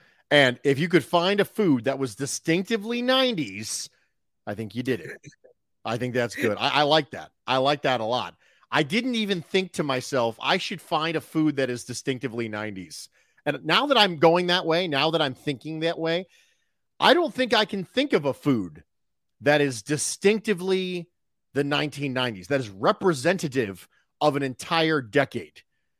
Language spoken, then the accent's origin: English; Philadelphia, Pennsylvania, United States; born there; So, I was born, as I mentioned before, I was born in West Philadelphia. So in the area of West Philadelphia is where I was born.